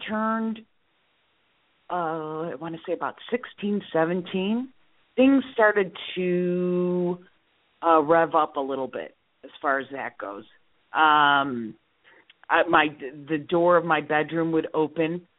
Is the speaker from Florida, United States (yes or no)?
no; Skokie, Illinois, United States; also born or lived in Chicago / Morton Grove / Lake Zurich; I grew up in Skokie and then Morton Grove.